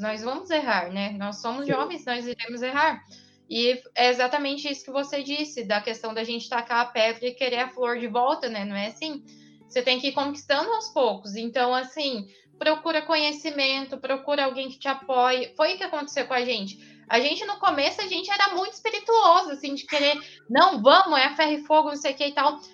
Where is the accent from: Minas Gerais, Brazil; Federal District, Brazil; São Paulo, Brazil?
São Paulo, Brazil; interior of São Paulo state, Brazil; eu sou do interior